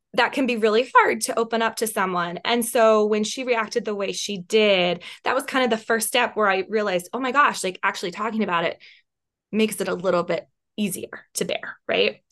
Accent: West Virginia, United States; moved away as an adult; also born or lived in Washington, D.C.; I was from West Virginia

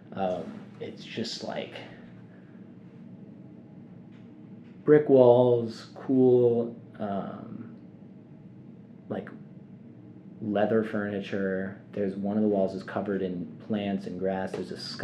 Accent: New York City, New York, United States; moved away as an adult; now in Evanston, United States; Growing up in New York is, it's just a pressure cooker environment

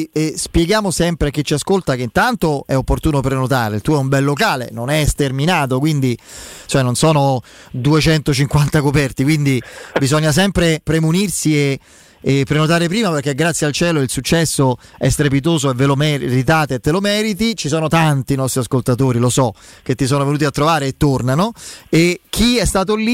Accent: Abruzzo, Italy; te lo dico da abruzzese

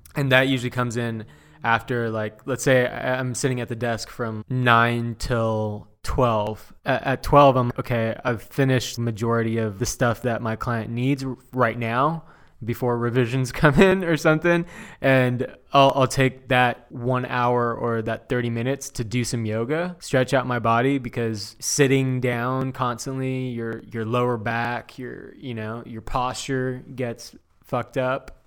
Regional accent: Chino Hills, California, United States; also born or lived in Diamond Bar; now in Orange County, United States; born and raised in Southern California. I grew up

